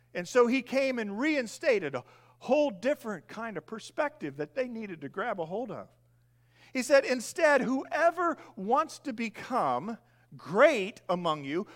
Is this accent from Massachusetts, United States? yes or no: no; Indiana, United States; moved away as an adult; I grew up in Indiana, long term, moved here seven years ago. I grew up in a large grain farm